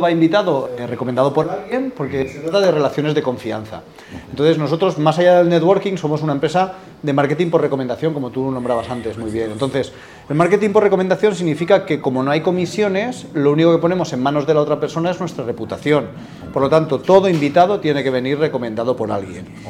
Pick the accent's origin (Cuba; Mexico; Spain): Spain; Alicante, Valencian Community; moved away as an adult; now in Madrid, Spain; yo soy de Alicante, soy original de allí, aunque hace ocho años que vivo en Madrid